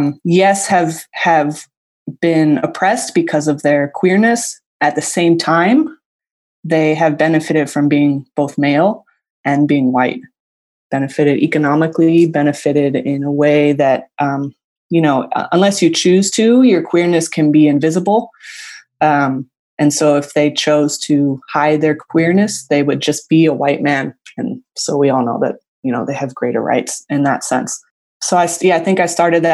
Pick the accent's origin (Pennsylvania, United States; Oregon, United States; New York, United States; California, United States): California, United States; San Francisco; moved away as an adult; now in Long Beach, United States; I was born and raised in San Francisco